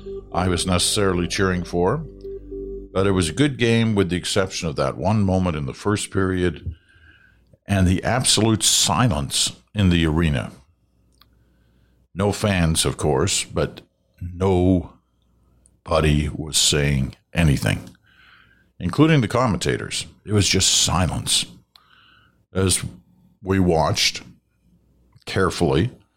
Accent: Brampton, Ontario, Canada; also born or lived in Montreal; Although I now live in the West, I was born in Montreal, grew up in Brampton, Ontario, along with short stays in Peterborough and London for schooling, and I'm extremely grateful for the 30 years I spent in the Toronto area.

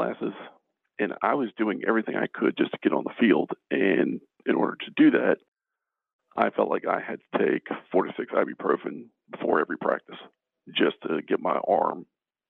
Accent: Baltimore, Maryland, United States; born and raised in Baltimore City, Northeast Baltimore City

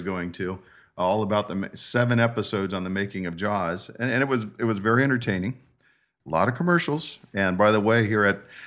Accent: San Diego, California, United States; growing up in San Diego means a lot of time at the beach, in the ocean, whole days and nights sometimes when we were kids

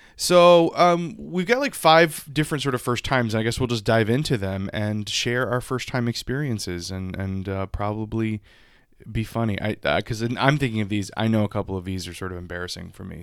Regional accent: South Louisiana, United States; I grew up in South Louisiana, so we had ditches in our schoolyard.

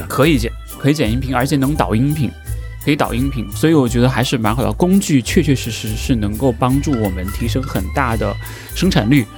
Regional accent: Hunan, China; moved away as an adult; also born or lived in Guangzhou / Shanghai; 我是湖南人，离，离广州很近

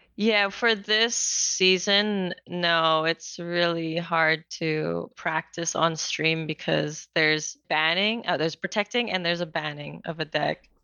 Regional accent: Philippines; moved away as an adult; also born or lived in New Zealand / France; now in Atlanta, United States; I was born and raised in the Philippines, and I lived there for most of my life

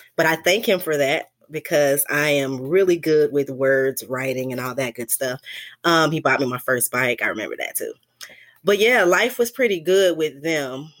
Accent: Chicago, Illinois, United States; also born or lived in North Carolina; I grew up mostly in Chicago, um, South Side for the most part

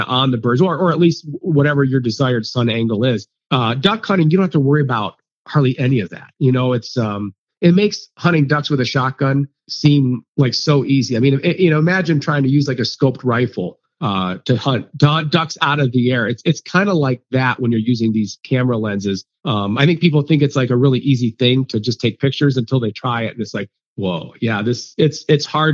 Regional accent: Ohio, United States; moved away; growing up in Ohio

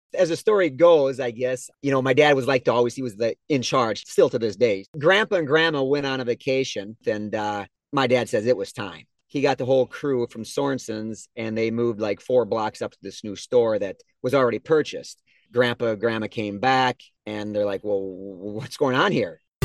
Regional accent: Geneva, Minnesota, United States; also born or lived in Albert Lea, Minnesota; I grew up in Geneva where our business is

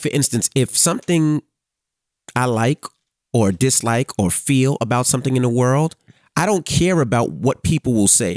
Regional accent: New York City, New York, United States; me growing up in Queens

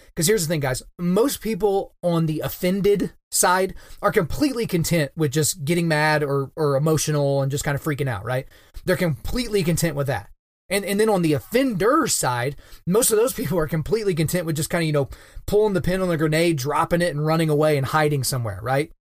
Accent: Oklahoma, United States; the state of Oklahoma, which is my home state where I'm born and raised and where I currently reside

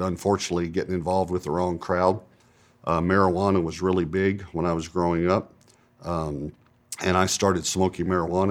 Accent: East Texas, United States; I grew up in East Texas, and it was probably a medium-sized town

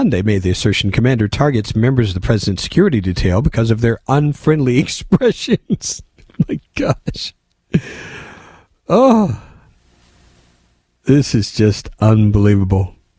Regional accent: Indianapolis, Indiana, United States; when I was growing up in Indianapolis, there was this dog across the street I now know to be a chow.

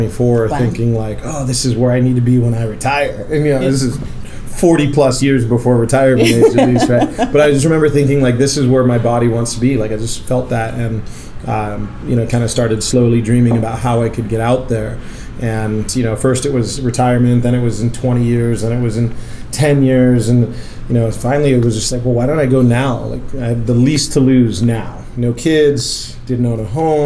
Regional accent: San Diego, California, United States; moved away as an adult; now in Maui, United States; growing up in San Diego

